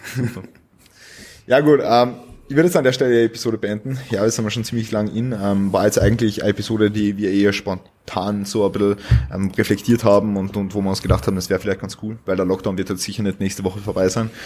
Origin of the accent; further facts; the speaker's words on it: Vienna, Austria; Pisser ist so, so, so ein Joke-Wort bei uns in Wien